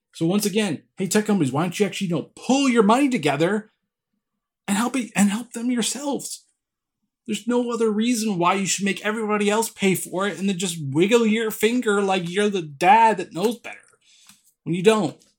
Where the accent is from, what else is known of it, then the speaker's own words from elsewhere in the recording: California, United States; I'm from California